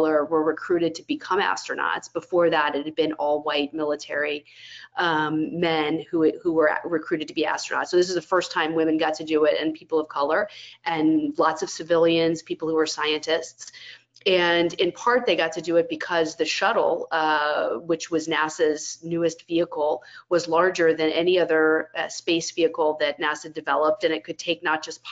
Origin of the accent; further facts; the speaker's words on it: Florida, United States; When I was a kid, I grew up in Florida